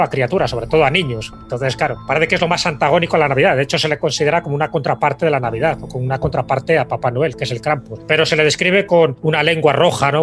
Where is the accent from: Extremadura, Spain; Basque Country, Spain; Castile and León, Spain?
Castile and León, Spain; en mi tierra, en León